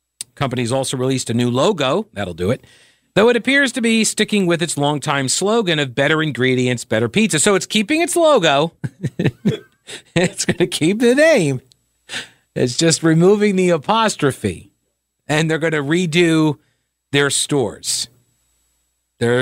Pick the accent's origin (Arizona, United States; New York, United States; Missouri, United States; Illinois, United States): New York, United States; Long Island; moved away; I'm from Long Island.